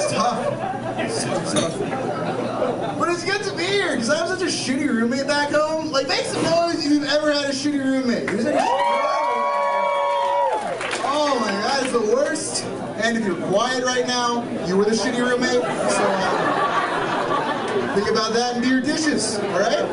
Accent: Los Angeles, California, United States; I'm from Los Angeles

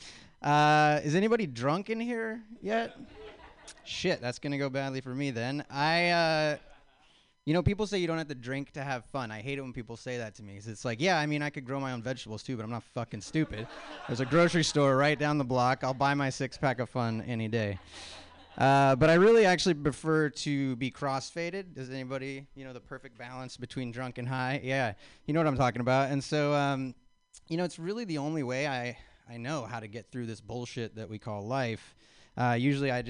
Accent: Spokane, Washington, United States; moved away; I'm originally from Spokane, Washington

